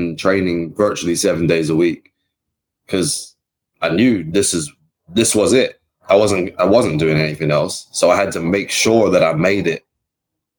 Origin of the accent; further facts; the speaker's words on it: Wellington, New Zealand; moved away as an adult; now in London, United Kingdom; I'm from Wellington, New Zealand